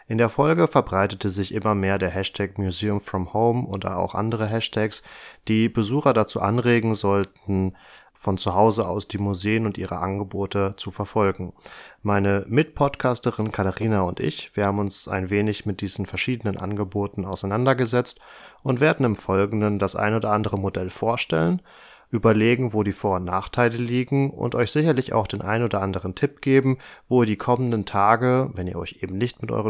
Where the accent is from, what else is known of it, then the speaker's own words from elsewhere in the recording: North Rhine-Westphalia, Germany; das genau. ist der Landesverband Westfalen-Lippe, wie ich aus meiner Heimat ganz gut weiß.